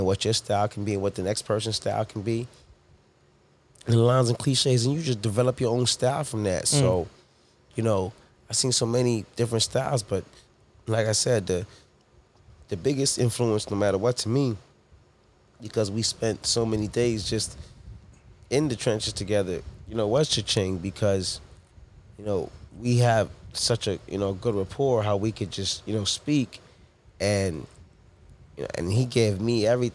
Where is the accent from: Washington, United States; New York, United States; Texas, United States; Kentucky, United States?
New York, United States; New York City; born or raised there; also born or lived in Toronto, Canada / Harlem / Hempstead